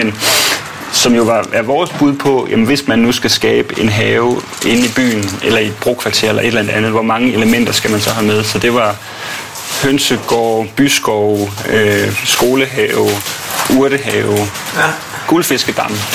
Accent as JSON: {"language": "Danish", "town": "Odense", "region": "Southern Denmark", "country": "Denmark", "tie": "born or raised there", "also_born_or_lived": "Langeland", "moved": "yes", "lives_now": "Copenhagen, Denmark", "said": "jeg er vokset op på Fyn i Odense"}